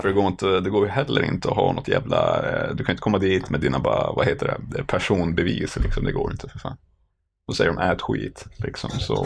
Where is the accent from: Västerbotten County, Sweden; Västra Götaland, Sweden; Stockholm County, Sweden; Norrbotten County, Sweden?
Norrbotten County, Sweden; moved away; jag är från Norrbotten